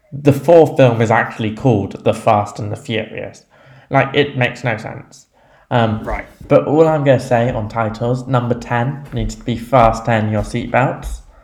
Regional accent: England, United Kingdom; being English

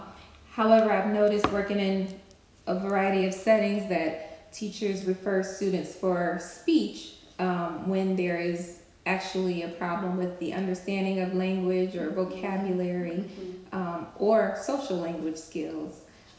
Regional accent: Cleveland, Ohio, United States; I've been an SOP for 13 years now. I'm from Cleveland, Ohio, and I graduated from Bowling Green State University and received my master's degree from Kent State University.

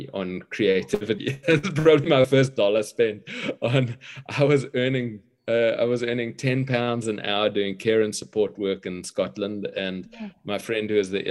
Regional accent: Cape Town, Western Cape, South Africa; I grew up in Cape Town, apartheid South Africa generation

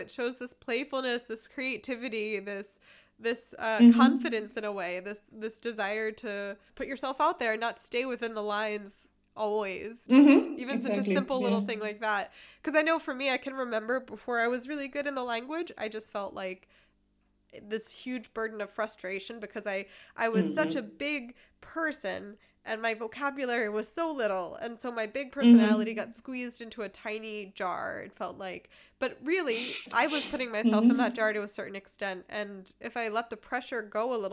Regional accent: East Coast of America, United States; moved away; I'm from the East Coast of America

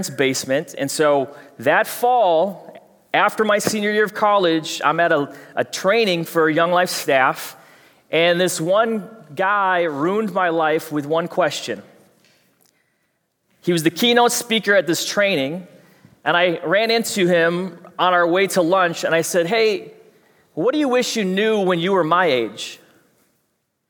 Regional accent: Fridley, Minnesota, United States; I know you can't tell with my accent, but I'm from Fridley.

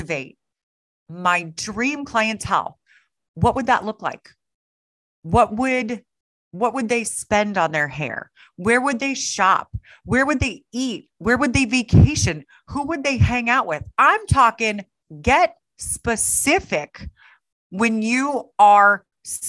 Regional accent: Kansas City, Missouri, United States; there's a school in my hometown of Kansas City

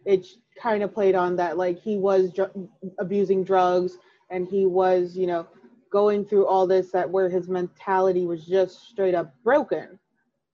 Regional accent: Chicago, Illinois, United States; I'm from Chicago

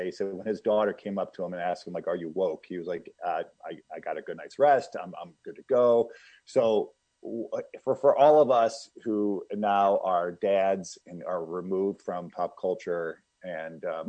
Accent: Illinois, United States; I'm from Illinois

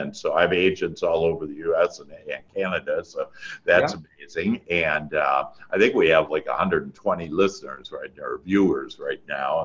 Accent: Wisconsin, United States; moved away; I'm originally from Wisconsin. That's where that accent is

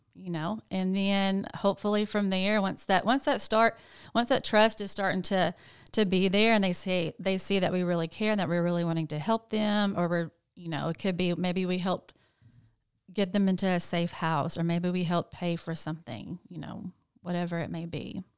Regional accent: Jonesboro, Arkansas, United States; moved away as an adult; also born or lived in Nashville, Tennessee; I am from Jonesboro, but I did move to Nashville, Tennessee, um, in like two thousand eight

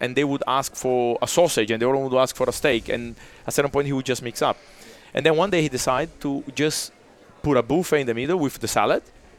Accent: Curitiba, Paraná, Brazil; English is a second language; now in Monaco; Curitiba, my hometown

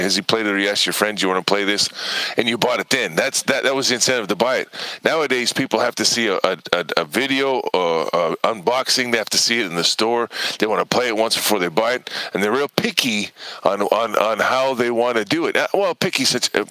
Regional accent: United States; I grew up in America's game stores

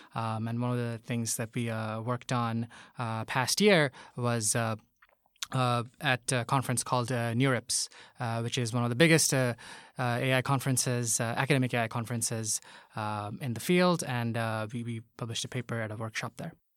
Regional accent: Bangladesh; moved away as an adult; now in Tokyo, Japan; I'm from Bangladesh

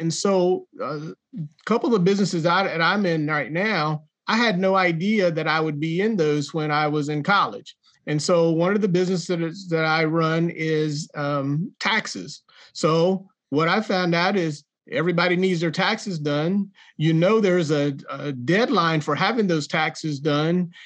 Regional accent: Jacksonville, North Carolina, United States; accent: country; you probably tell by my accent, I'm a country boy from Jacksonville, North Carolina

